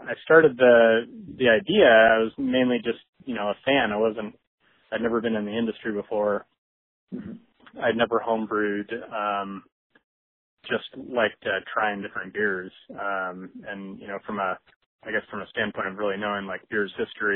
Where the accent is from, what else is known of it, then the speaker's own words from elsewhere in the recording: Lake Forest Park, Washington, United States; also born or lived in Seattle, United States; I grew up in Lake Forest Park, which is just kind of on the county border, a little bit north of Seattle